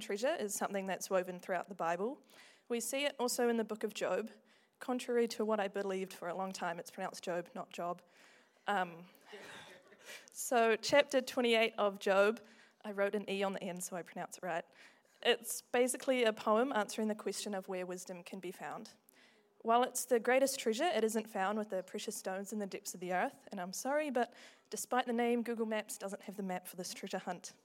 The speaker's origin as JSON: {"language": "English", "town": "Invercargill", "region": "Southland", "country": "New Zealand", "tie": "born or raised there", "moved": "as an adult", "lives_now": "Dunedin, New Zealand", "said": "I grew up in Invercargill"}